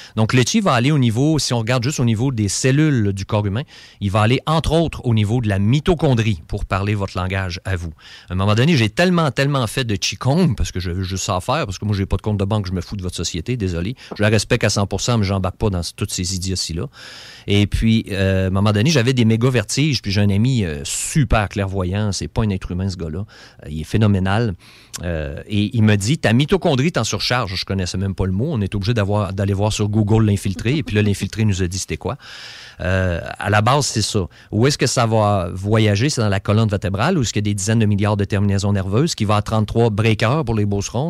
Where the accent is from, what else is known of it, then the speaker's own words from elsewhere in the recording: Beauce, Quebec, Canada; je suis un Beauceron